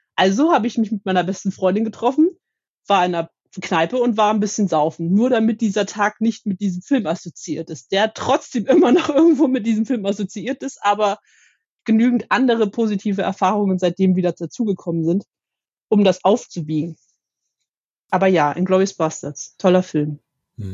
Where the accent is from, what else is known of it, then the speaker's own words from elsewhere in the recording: Leipzig, Saxony, Germany; auf dem Leipziger Weihnachtsmarkt meiner Heimatstadt